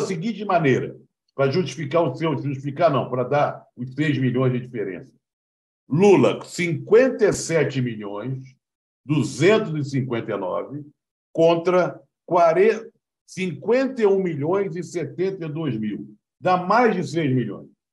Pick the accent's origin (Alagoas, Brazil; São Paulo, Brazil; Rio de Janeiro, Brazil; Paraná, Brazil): Rio de Janeiro, Brazil; Lá na Praça Afonso Pena, na Tijuca, onde eu fui criado